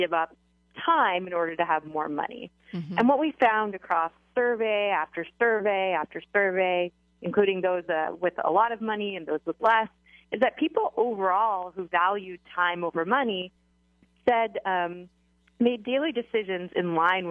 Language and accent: English; Canada; I am Canadian